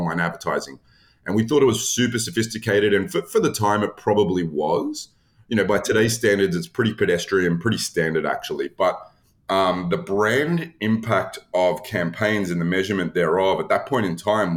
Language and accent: English; Australia; moved away as an adult; now in United States; I am not someone who grew up in the US. I'm originally from Australia.